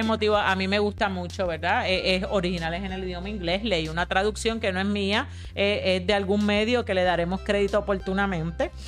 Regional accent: Caguas, Puerto Rico; yo soy de Caguas

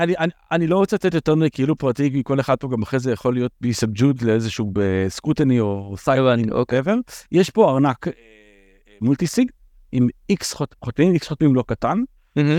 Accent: Israel; אנחנו ישראלים

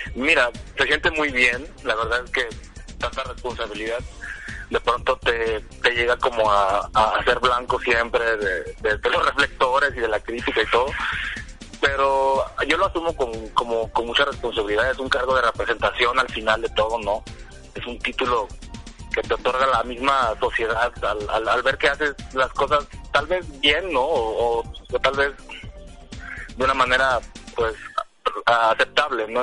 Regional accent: Pinotepa Nacional, Oaxaca, Mexico; yo soy eh, originario de Pinotepa Nacional, como ya lo mencionabas. Estoy en la costa del estado de Oaxaca, cerquita de Guerrero

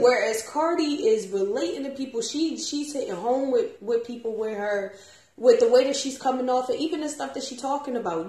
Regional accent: Philadelphia, Pennsylvania, United States; I'm from Philly too

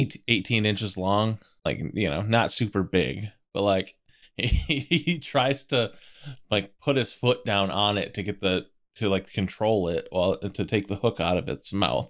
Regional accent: East Coast, United States; We're all from East Coast. Like, grew up not super close to the water

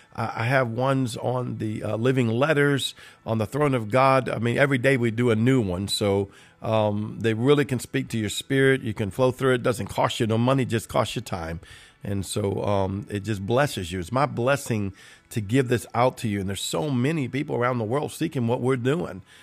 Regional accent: Cajun, Louisiana, United States; I'm about as Cajun as you can get

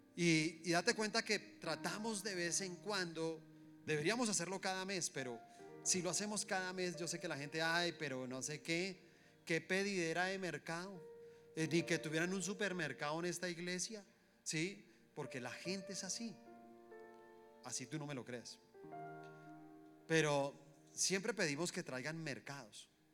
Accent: Colombia; somos colombianos, somos una misma nación

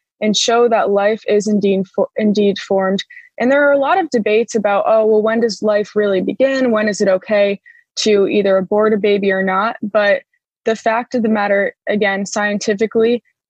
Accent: Connecticut, United States; I grew up in Connecticut

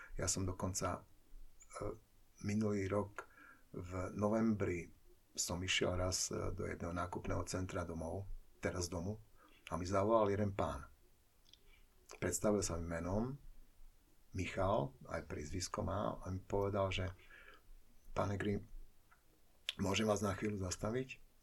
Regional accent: Košice, Košice Region, Slovakia; also born or lived in Bratislava; Ja som Košičan

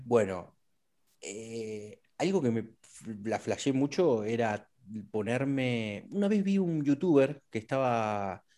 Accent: Neuquén, Argentina; yo nací en Neuquén y, me, crié con, cercano muchas, a muchas comunidades mapuches

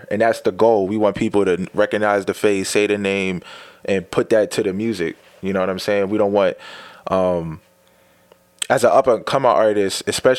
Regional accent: Blackwood, New Jersey, United States; also born or lived in Bloomfield, New Jersey; I said, I'm from Blackwood. They're like, where's that at? I'm like, South Jersey.

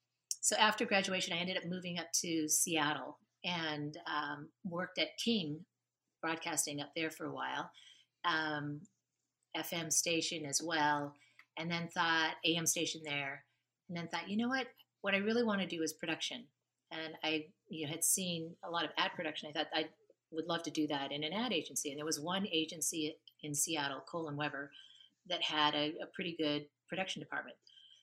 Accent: Japan; So I grew up in Japan.

